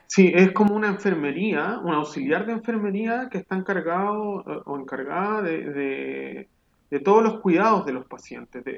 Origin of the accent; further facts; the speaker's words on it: Rancagua, O'Higgins, Chile; moved away as an adult; also born or lived in Valparaíso, Chile / Viña del Mar, Chile / Santiago, Chile; now in Berlin, Germany; en Chile crecí en Rancagua